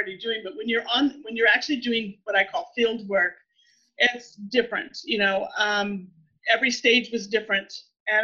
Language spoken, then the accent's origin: English; Texas, United States; moved away as an adult; also born or lived in Louisiana; I grew up in Texas